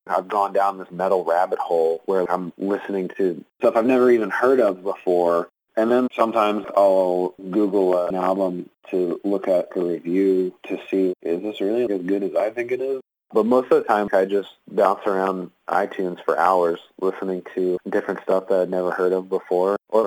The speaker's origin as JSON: {"language": "English", "area": "Philly area", "region": "New Jersey", "country": "United States", "tie": "born or raised there", "moved": "yes", "said": "I'm originally from New Jersey"}